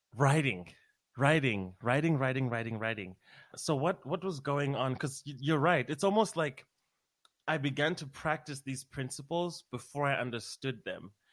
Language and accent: English; Harare, Zimbabwe; moved away as an adult; now in United States; I'm from Harare, Zimbabwe um, Southern Africa